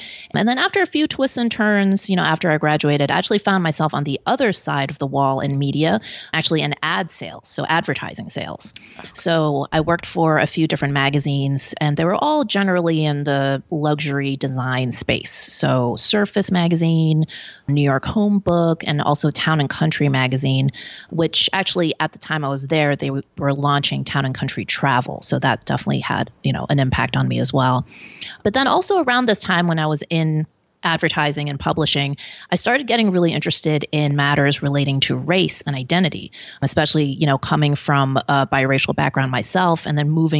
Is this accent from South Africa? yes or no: no; Hong Kong; born there; also born or lived in Belgium; So I was born in Hong Kong. My father was Belgian. My mom's Hong Kong Chinese.